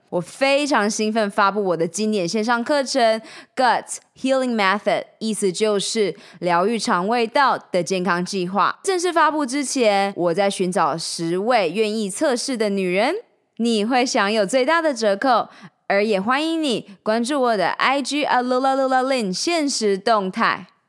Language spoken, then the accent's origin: Chinese; Changhua County, Taiwan; moved away; also born or lived in Taichung, Taiwan / Taipei, Taiwan / United States; 我在彰化出生，在台中小明女中念完六年的女校，到了台北大学休闲运动与管理学系，接着到美国修习